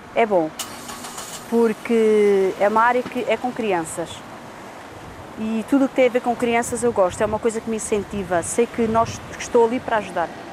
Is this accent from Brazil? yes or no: no; Figueira da Foz, Centro, Portugal; sou da Figueira da Foz, sou da etnia cigana